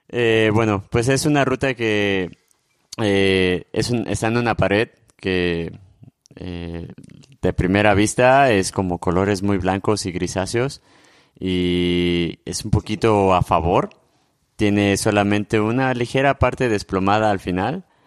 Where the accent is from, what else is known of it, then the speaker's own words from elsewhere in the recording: Morelia, Michoacán, Mexico; soy de Morelia.